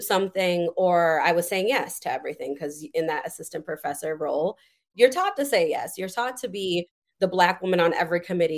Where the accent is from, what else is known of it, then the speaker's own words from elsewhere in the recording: Madison, Wisconsin, United States; I'm from raised and born, born and raised in Madison, Wisconsin.